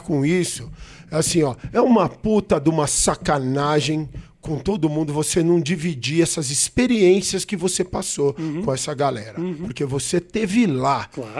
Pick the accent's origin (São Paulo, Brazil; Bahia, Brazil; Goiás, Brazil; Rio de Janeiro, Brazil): São Paulo, Brazil; sou paulista, sou paulistano, nascido na Avenida Paulista